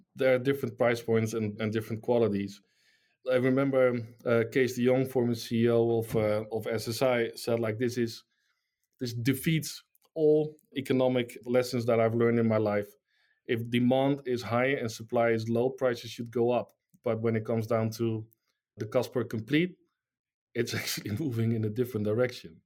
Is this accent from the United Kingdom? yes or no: no; Netherlands; I'm from the Netherlands